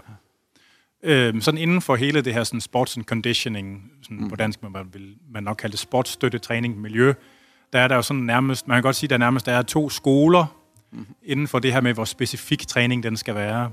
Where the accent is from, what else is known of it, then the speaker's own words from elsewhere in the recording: Jutland, Denmark; jeg er jyde